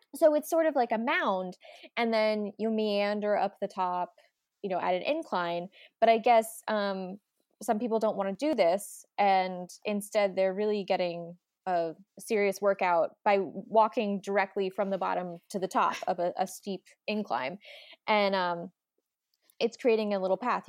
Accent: Delaware, United States; We're both from Delaware

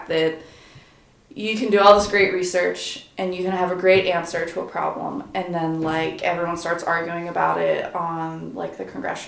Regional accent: Delaware, United States; I consider myself a native Delawarean and mm-hmm. a Delaware enthusiast. And I definitely can say, you know, I grew up in Delaware and spent like no time in Wilmington because I grew up in the suburbs

